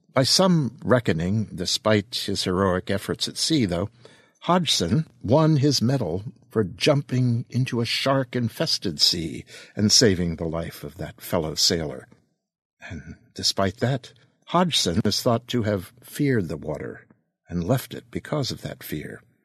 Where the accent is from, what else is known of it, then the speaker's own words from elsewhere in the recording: East Coast of the United States, United States; I'm a kid from the East Coast of the United States